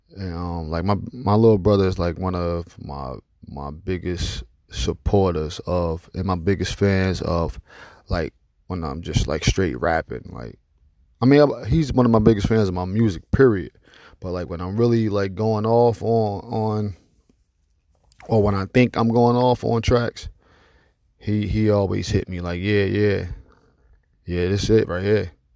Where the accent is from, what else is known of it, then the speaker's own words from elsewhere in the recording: Newark, New Jersey, United States; I'm from Newark, New Jersey